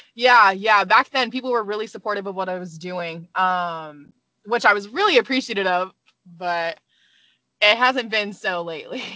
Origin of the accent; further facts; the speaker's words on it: Arizona, United States; moved away; also born or lived in California / Colorado; I was born in California, raised in Arizona